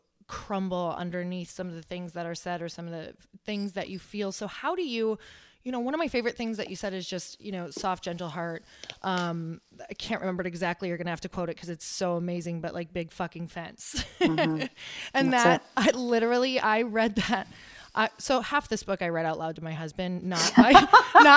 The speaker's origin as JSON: {"language": "English", "region": "Midwest", "country": "United States", "said": "I'm from the Midwest."}